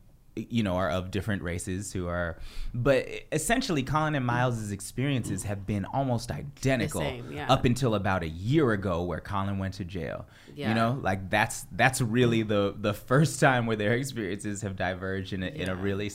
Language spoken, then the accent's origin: English; Bay Area, California, United States; born or raised there; also born or lived in Providence